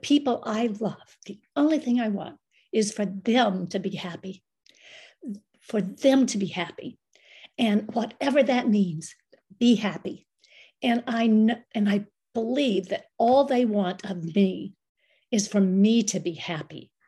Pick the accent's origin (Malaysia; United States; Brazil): United States; some crazy American gringa is on a pilgrimage